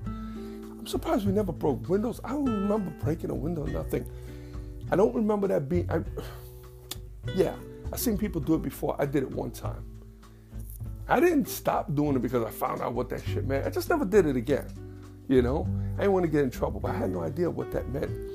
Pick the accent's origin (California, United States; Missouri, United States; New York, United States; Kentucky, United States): New York, United States; New York City; also born or lived in Queens; I was born and raised in the Bronx